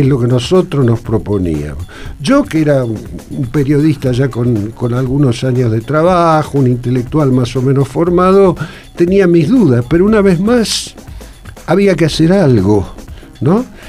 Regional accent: Rosario, Santa Fe, Argentina; Yo era, soy rosarino

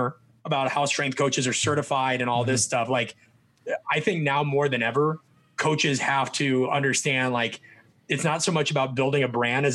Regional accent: Nebraska, United States; I'm from Nebraska.

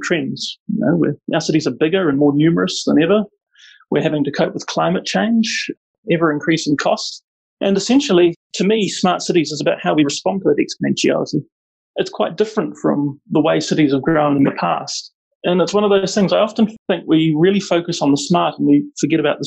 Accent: Auckland, New Zealand; moved away as an adult; now in Wellington, New Zealand; I grew up in South Auckland, which is a really mixed community

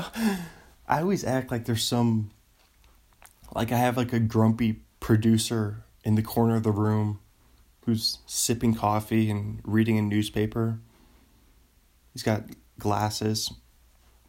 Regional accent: United States; I'm an American

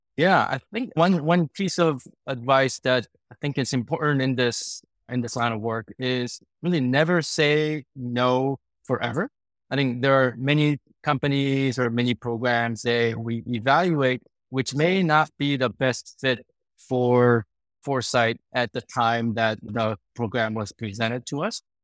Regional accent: Sacramento, California, United States; also born or lived in South Korea; I immigrated from Korea when I was uh, 10 years old. Our family moved to Sacramento

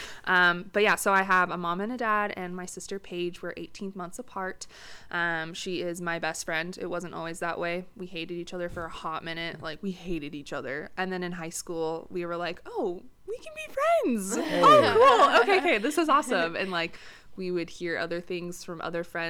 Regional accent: Boulder City, Nevada, United States; also born or lived in Las Vegas, Nevada / Idaho; I was born and raised in Las Vegas. Technically, I was in Idaho for about 7 of those years after I was born

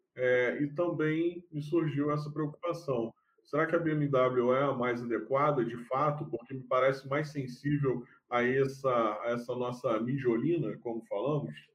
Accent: Baixada Fluminense, Rio de Janeiro, Brazil; accent: carioca; eu me considero carioca da gema, mas eu nasci na Baixada. Então, é, eu sou fluminense.

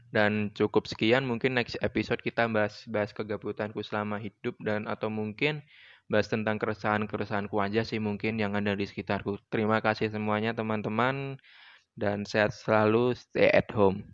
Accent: Yogyakarta, Special Region of Yogyakarta, Indonesia; asal dari Yogyakarta

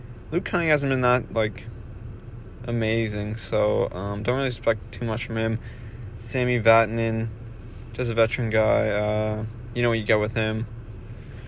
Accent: Canada; I'm a Canadian

